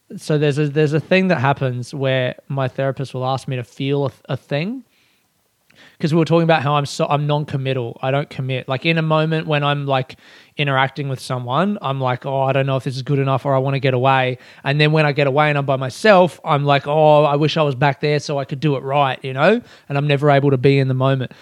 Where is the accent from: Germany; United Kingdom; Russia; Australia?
Australia; as an Australian